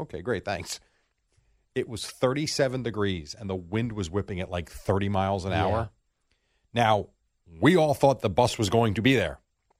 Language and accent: English; Brooklyn, New York, United States; Well, I'm Brooklyn